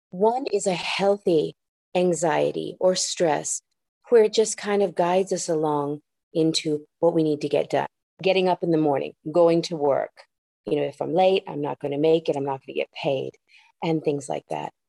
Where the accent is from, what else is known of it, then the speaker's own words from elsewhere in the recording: San Juan, Puerto Rico; first language ja; English is a second language; moved away; also born or lived in Michigan / Osaka, Japan; Well, I was born in Michigan and then spent uh, first few years of my life in Osaka, Japan, where I learned Japanese as my first language. And after that, I moved to San Juan, Puerto Rico, losing my Japanese, picking up the English and picking up my Spanish.